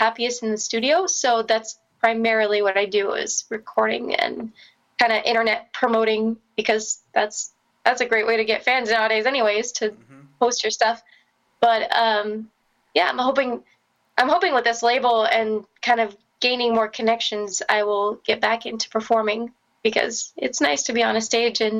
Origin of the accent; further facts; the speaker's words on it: Florida, United States; now in Los Angeles, United States; I'm originally from Florida, and I now live in Los Angeles